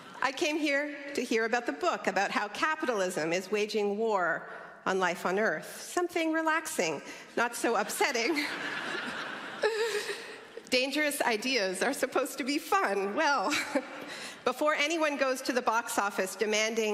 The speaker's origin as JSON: {"language": "English", "country": "Canada", "said": "And I'm a Canadian"}